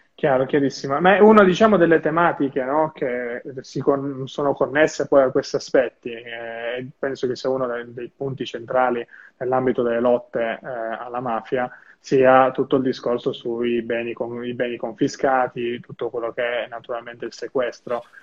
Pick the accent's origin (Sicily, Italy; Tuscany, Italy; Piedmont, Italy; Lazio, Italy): Piedmont, Italy; Turin; io sono di Torino